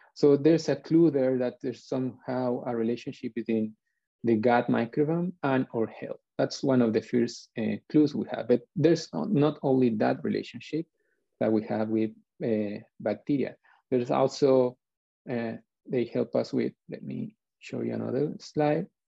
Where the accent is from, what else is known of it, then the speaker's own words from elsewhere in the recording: Chile; I'm from Chile